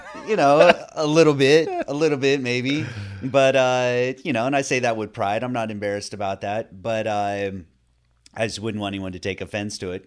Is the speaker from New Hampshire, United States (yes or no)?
no; Northern California, United States; now in Florida, United States; I grew up in Northern California